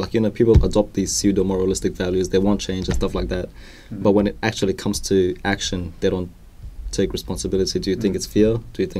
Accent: United Kingdom; I'm British

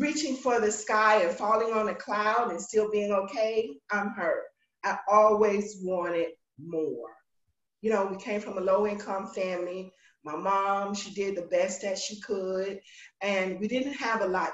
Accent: Polk County, Florida, United States; I was born in big old Polk County, Florida, right down 60 here

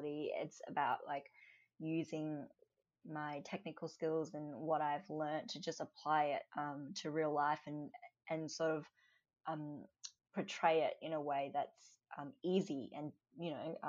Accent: Australia; Born and raised in Australia.

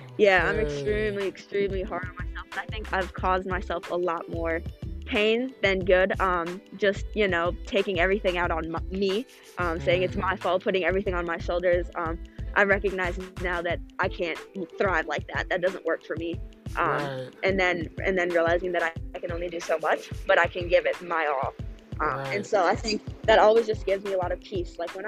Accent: Minnesota, United States; Yeah, it was pretty quiet.

